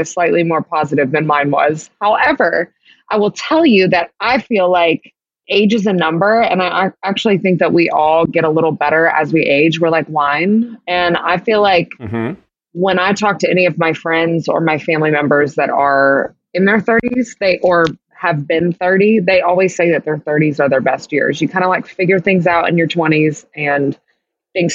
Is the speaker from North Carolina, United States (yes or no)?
no; Kentucky, United States; I grew up in Kentucky